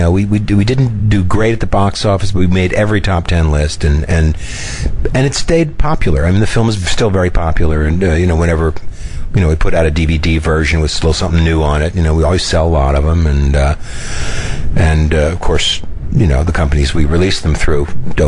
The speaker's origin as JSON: {"language": "English", "town": "New York City", "region": "New York", "country": "United States", "tie": "born or raised there", "said": "to live in my hometown"}